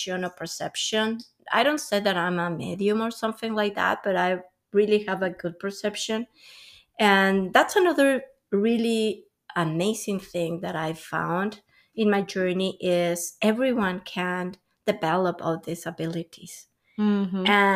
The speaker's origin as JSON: {"language": "English", "country": "Mexico", "moved": "as an adult", "lives_now": "Canada", "said": "I'm from Mexico"}